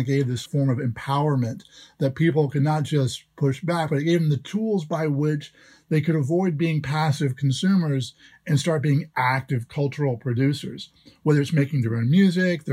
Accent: Jacksonville, Florida, United States; my hometown, which was Jacksonville, Florida

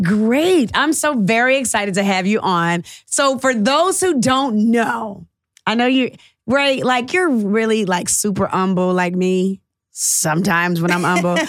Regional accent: Atlanta, Georgia, United States

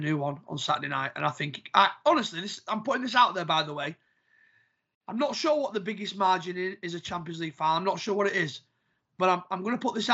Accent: Doncaster, Yorkshire and the Humber, United Kingdom; I used to go and watch Doncaster Rovers loads

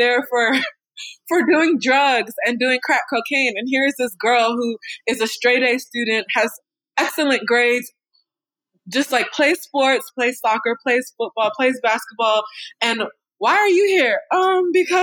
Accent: Raleigh, North Carolina, United States; also born or lived in Washington, D.C.; I'm from Raleigh. I grew up in Raleigh, North Carolina

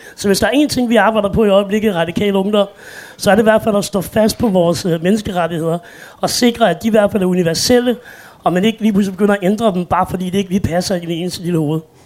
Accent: Roskilde, Zealand, Denmark; Jeg er født og opvokset i Roskilde, så jeg er ikke fra København

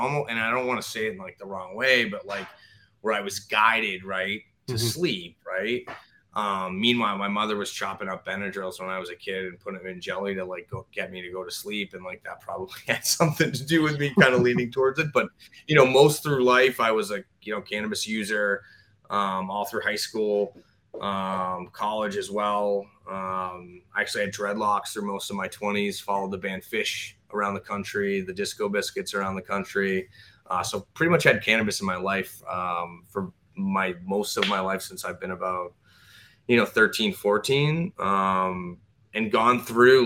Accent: Boston area, Massachusetts, United States; also born or lived in Tampa, Florida; born and raised in the Boston area. Grew up where the Boston Marathon starts

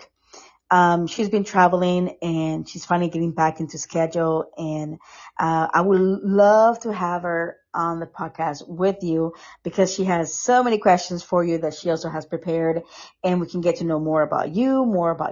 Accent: Costa Rica; moved away; I'm from Costa Rica

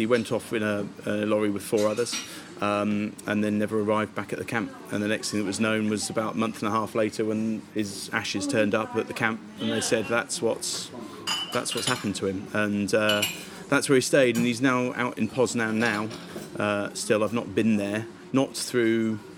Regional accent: Benson, South East England, United Kingdom; I grew up very close to Benson

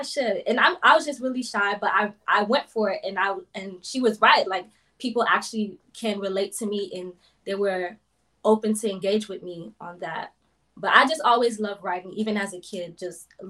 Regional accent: South Florida, United States; I'm originally from South Florida, born and raised.

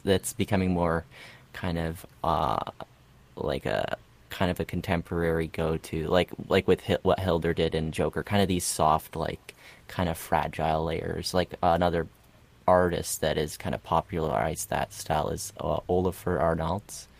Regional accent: Canada; also born or lived in Russia; we moved to Canada and at five and six

